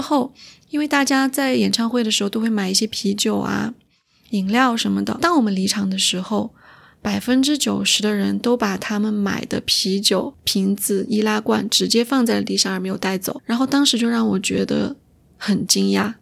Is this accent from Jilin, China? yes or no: no; Chengdu, Sichuan, China; moved away as an adult; also born or lived in Montreal, Canada; now in Toronto, Canada; 我虽然不是出生在成都，但是我从小到大，一直到高中毕业都是在成都生活。所以当别人问到我的家乡是哪里的时候，我就会很自然地说是成都